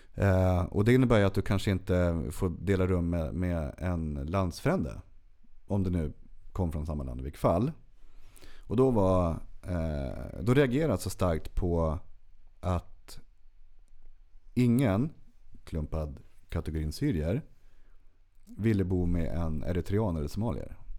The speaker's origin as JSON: {"language": "Swedish", "town": "Örsundsbro", "region": "Uppsala County", "country": "Sweden"}